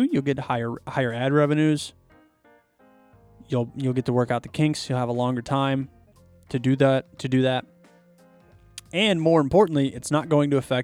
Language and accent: English; Chicago, Illinois, United States; I'm from Chicago